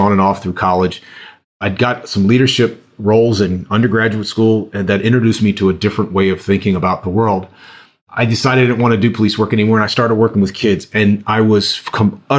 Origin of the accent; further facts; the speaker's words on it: Pennsylvania, United States; I'm from Pennsylvania